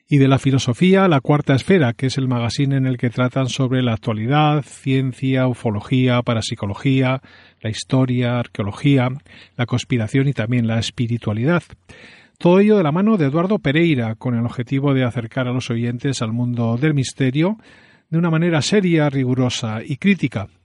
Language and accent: Spanish; Galicia, Spain; Soy gallego